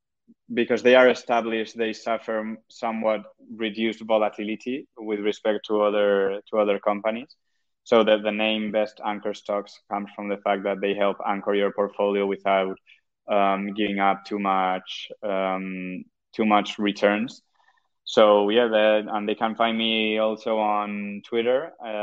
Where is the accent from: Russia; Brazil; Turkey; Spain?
Spain; Murcia, Region of Murcia; now in Madrid, Spain; I'm from originally from Murcia, that it's just below Valencia in the Mediterranean.